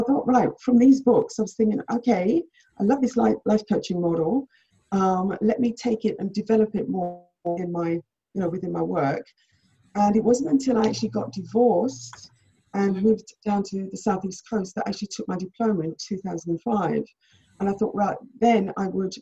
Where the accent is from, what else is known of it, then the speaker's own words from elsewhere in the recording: Jamaica; I was born in Jamaica